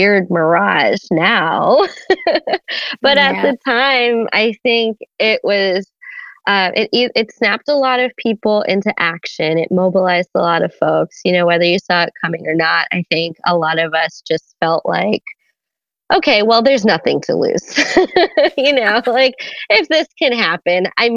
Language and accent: English; Washington, District of Columbia, United States; also born or lived in East Coast; Washington, D.C., 1990. grew up only child, Caribbean household. My parents are immigrants from Trinidad and Tobago. I grew up on the East Coast